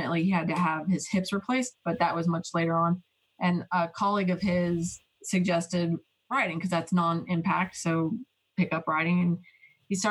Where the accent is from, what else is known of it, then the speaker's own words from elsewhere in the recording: Boulder, Colorado, United States; I grew up in Colorado, Boulder, Colorado